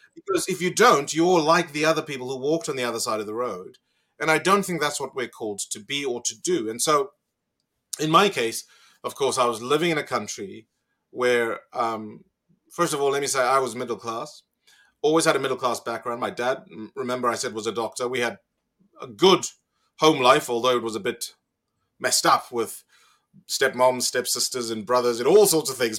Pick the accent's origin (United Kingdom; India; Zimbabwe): Zimbabwe; moved away as an adult; now in Australia; I grew up in Zimbabwe, had a wonderful education